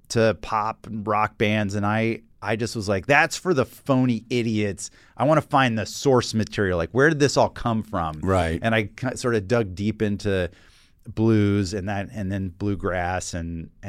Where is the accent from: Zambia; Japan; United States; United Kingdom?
United States; the South; I got into that music because growing up in the South, I was a little bit of like an an you know an angsty uh, adolescent